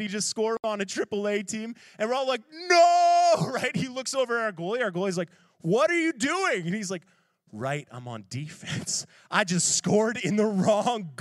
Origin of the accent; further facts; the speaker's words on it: Ontario, Canada; now in Halifax, Canada; I grew up playing hockey in Schaumburg, Ontario